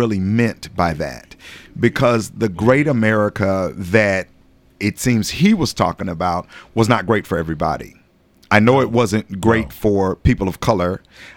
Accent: Nashville, Tennessee, United States; also born or lived in Jackson, Mississippi; now in Murfreesboro, United States; My home is Nashville. I was born and raised in Nashville, East right. Nashville

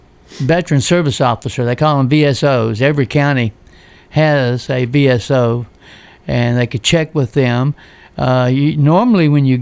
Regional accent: Virginia, United States; moved away as an adult; also born or lived in Hawaii; now in Tennessee, United States; I'm from Virginia originally

